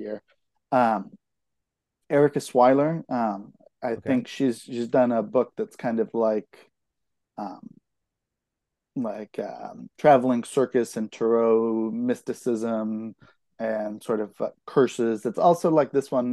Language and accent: English; Concord, California, United States; I grew up in in Concord, which is kind of like the far side of the East Bay.